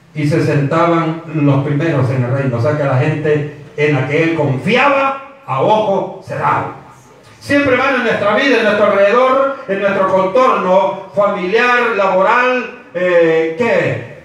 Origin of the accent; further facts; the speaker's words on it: El Salvador; como decimos nosotros como salvadoreños